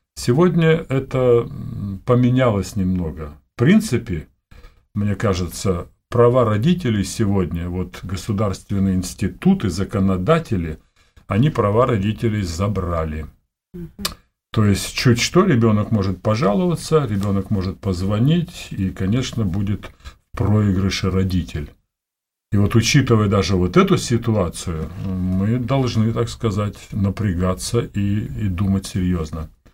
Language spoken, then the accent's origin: Russian; Siberia, Omsk Oblast, Russia; moved away as an adult; also born or lived in Almaty / Bishkek (Frunze); Родился я в Сибири, вот, в холодной, в Омской области – после 10 классов э, переехал в Омск, областной город большой.